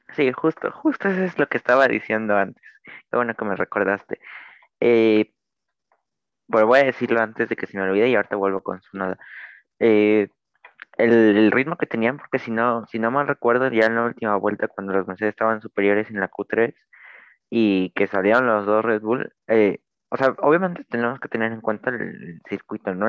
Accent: Mexico; soy mexicano

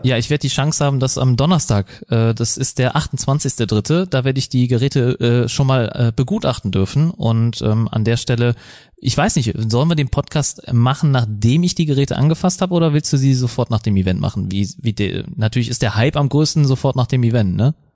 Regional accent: Germany; wir als Deutsche

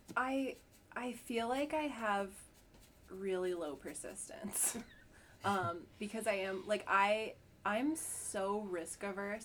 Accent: Huntington, Vermont, United States; I'm from Huntington

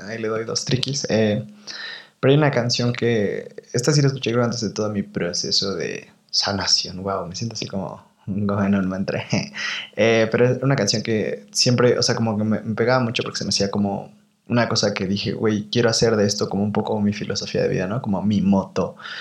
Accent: Toluca, State of Mexico, Mexico; moved away as an adult; also born or lived in Guadalajara; en mi lugar de origen, ¿no? Como yo soy de Toluca

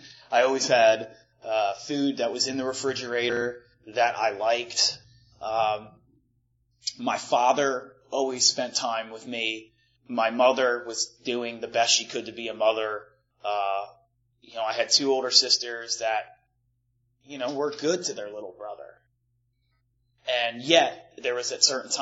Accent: Malvern, Pennsylvania, United States; I grew up outside of Philadelphia, like about 40 minutes west of Philly in a little town called Malvern

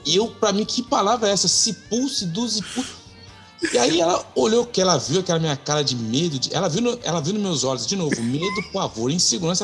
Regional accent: Brazil; moved away as an adult; now in Canada; quando eu saí do Brasil em 2009

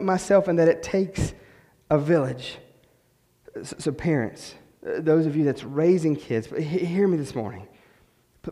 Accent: West Virginia, United States; moved away as an adult; We're from West Virginia, so we had nobody, no family yet.

